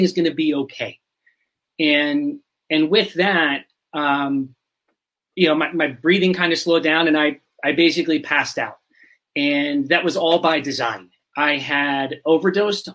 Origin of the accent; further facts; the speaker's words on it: Pennsylvania, United States; moved away as an adult; now in Arizona, United States; I'm from Pennsylvania in the US. I spent 40 years there, maybe a little bit more than 40, and then recently moved to the desert in Arizona